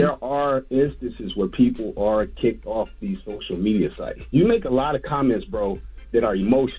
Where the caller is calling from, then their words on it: Jacksonville, Florida, United States; I'm calling from Jacksonville. I'm not from Jacksonville, though.